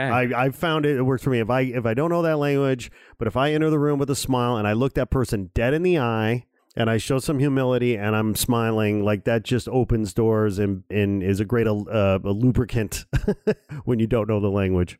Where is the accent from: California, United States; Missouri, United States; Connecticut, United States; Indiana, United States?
Indiana, United States; Gary; I was born in Gary, Indiana